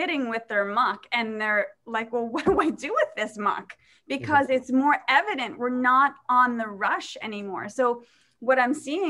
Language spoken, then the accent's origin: English; New York City, New York, United States; I grew up in Staten Island. I grew up in an Irish household